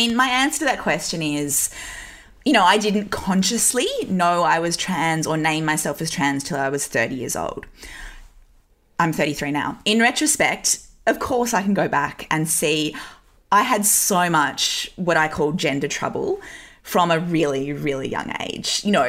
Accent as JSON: {"language": "English", "town": "Newcastle", "region": "North East England", "country": "United Kingdom", "tie": "born or raised there", "said": "I grew up in Newcastle in the 90s and early 2000s. Like, it was a pretty socially conservative place."}